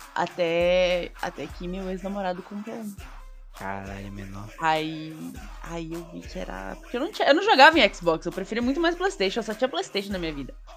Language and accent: Portuguese; southern Brazil, Brazil; Eu sou sulista